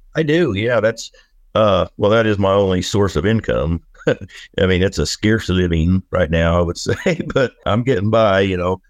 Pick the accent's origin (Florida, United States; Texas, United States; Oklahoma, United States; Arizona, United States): Oklahoma, United States; moved away as an adult; now in Camas Prairie, Idaho, United States; I grew up whittling, you know, I'm from Oklahoma